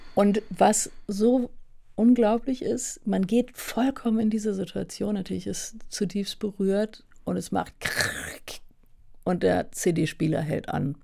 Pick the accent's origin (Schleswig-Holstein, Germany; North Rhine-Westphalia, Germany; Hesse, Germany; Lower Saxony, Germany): North Rhine-Westphalia, Germany; Hunstig; now in Berlin, Germany; auf dem Land aufgewachsen. Ja, wirklich ein kleines Dorf